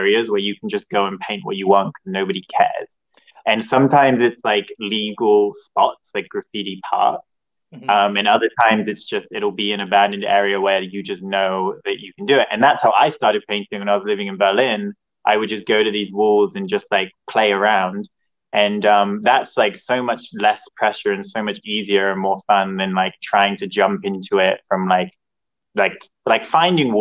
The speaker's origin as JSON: {"language": "English", "town": "Hereford", "region": "West Midlands", "country": "United Kingdom", "also_born_or_lived": "Los Angeles, California", "moved": "as an adult", "said": "I'm from England. I'm from Hereford, which is on the border of Wales. But I've been living abroad for like 5 years."}